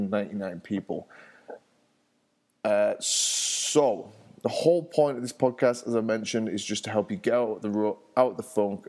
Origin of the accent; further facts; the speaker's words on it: England, United Kingdom; now in Denver, United States; I'm from England originally, and I live in the States. I live in Denver